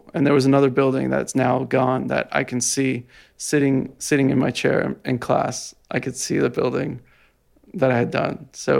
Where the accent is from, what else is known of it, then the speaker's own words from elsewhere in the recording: Jersey City, New Jersey, United States; I'm from Jersey City.